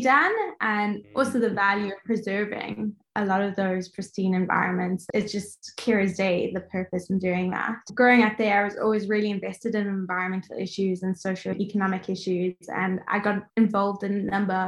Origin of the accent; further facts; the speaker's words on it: Johannesburg, Gauteng, South Africa; moved away as an adult; also born or lived in Cape Town, South Africa / Sydney, Australia; I was born and raised in South Africa